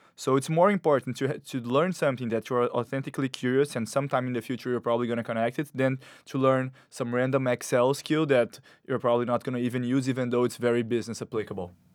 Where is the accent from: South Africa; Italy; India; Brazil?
Brazil; moved away as an adult; now in New York, United States; I, I come from Brazil